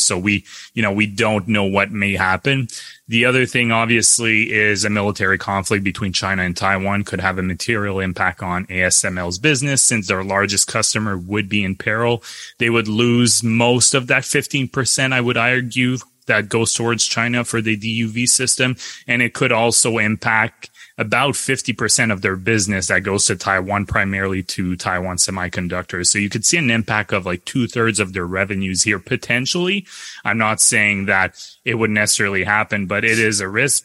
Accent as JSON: {"language": "English", "country": "Canada", "said": "as a Canadian"}